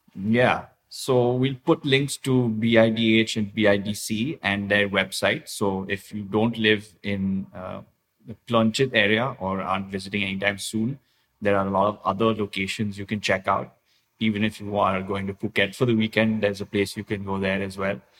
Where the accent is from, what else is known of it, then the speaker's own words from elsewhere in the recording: India; now in Thailand; I grew up in India